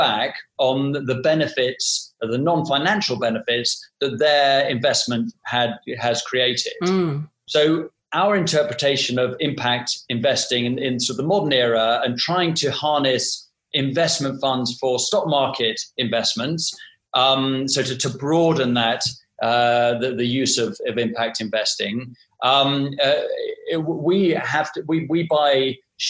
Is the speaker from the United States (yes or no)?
no; United Kingdom; now in London, United Kingdom; us being British and based in London